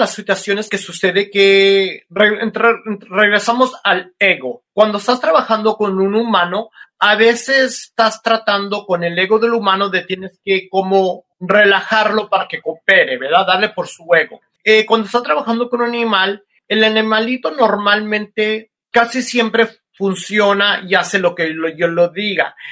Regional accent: Mexico; moved away as an adult; also born or lived in South Korea; soy un mexicano que me voy a vivir a a Corea y soy el único latino

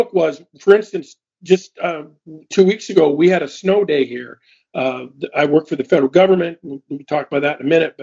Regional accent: Juneau, Alaska, United States; moved away as an adult; also born or lived in Ketchikan, Alaska / Washington State / Oregon / Oklahoma City; I was born in Ketchikan, raised in Juneau, and grew up around airplanes my whole life

